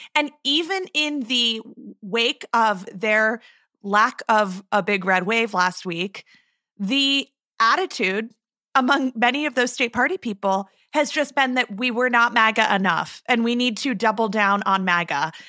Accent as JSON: {"language": "English", "region": "Arizona", "country": "United States", "tie": "born or raised there", "said": "I'm recording this from my hometown, and it was another beautiful morning to wake up in Katie Hobbs' country."}